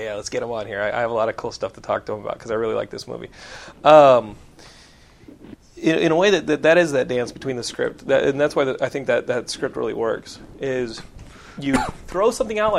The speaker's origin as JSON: {"language": "English", "region": "Texas", "country": "United States", "said": "I'm from Texas."}